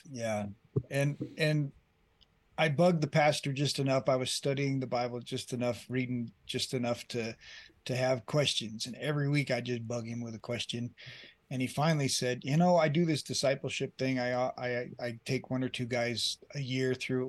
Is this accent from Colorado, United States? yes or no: yes; Colorado, United States; moved away as an adult; also born or lived in Colombia; I grew up here in Colorado